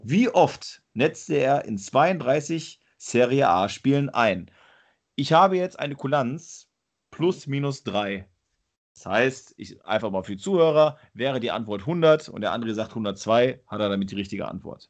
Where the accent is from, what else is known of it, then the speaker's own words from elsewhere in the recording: western Germany, Germany; auf jeden Fall komme ich nicht aus Ostdeutschland, nicht aus Süddeutschland, komme aus Westdeutschland